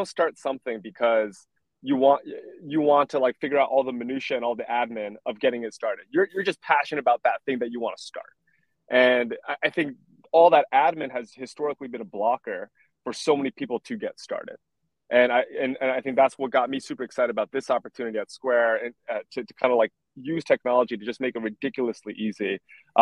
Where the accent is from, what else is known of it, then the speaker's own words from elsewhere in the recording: Piscataway, New Jersey, United States; I grew up in a small suburb in New Jersey, Piscataway